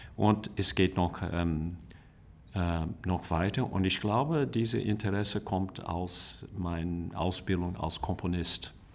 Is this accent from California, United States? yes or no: yes; California, United States; German is a second language; moved away; also born or lived in Bavaria; für mich als ähm, äh, Amerikaner äh, in Kalifornien geboren